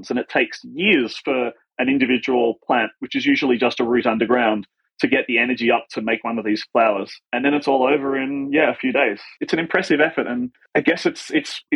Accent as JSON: {"language": "English", "country": "Australia", "also_born_or_lived": "United States", "moved": "as an adult", "said": "when moving to the US, realize that there is some sort of like cultural knowledge that you assume as an Australian"}